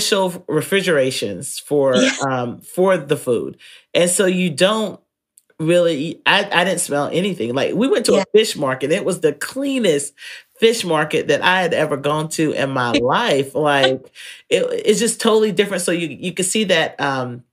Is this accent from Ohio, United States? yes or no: no; North Carolina, United States; I'm from North Carolina